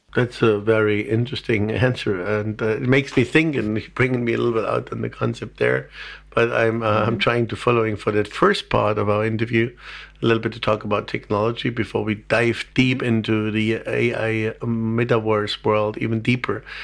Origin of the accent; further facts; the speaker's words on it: Germany; being German